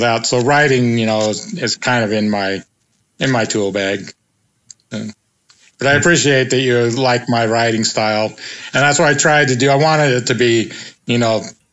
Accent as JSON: {"language": "English", "region": "Pacific Northwest", "country": "United States", "tie": "born or raised there", "also_born_or_lived": "Moscow, Idaho / Spokane", "said": "I was born and raised in the Pacific Northwest"}